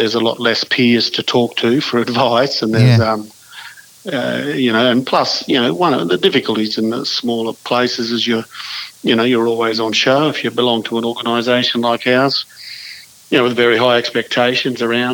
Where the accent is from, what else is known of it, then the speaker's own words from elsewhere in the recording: Western Queensland, Australia; Growing up in Western Queensland towns, and certainly began my career in in Western country Queensland